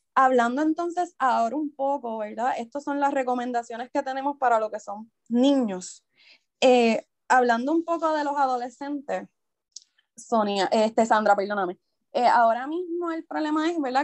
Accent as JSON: {"language": "Spanish", "town": "Isabela", "country": "Puerto Rico", "tie": "born or raised there", "said": "yo soy natural de Isabela, Toda mi vida me he criado en Isabela"}